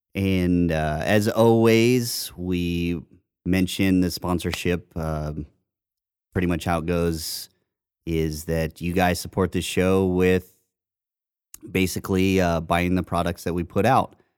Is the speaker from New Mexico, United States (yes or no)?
no; Indiana, United States; I grew up in Indiana, so I would see farms across the street from my house